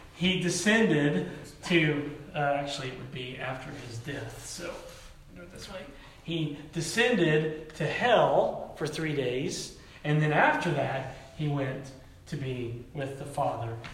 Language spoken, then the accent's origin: English; Tennessee, United States; moved away; growing up in the Pentecostal church in the South, back in Tennessee